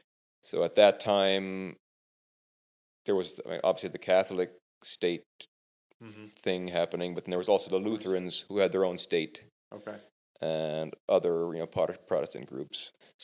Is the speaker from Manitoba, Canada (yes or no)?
yes; Manitoba, Canada; also born or lived in Ontario; now in Texas, United States; I was born in Ontario, but I remember living for several years in Manitoba. I do remember a little bit of living in Ontario. Actually, there were several moves back and forth.